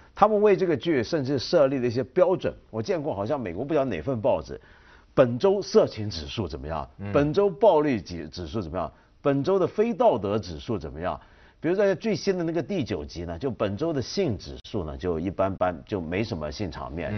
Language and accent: Chinese; China; 我们中国人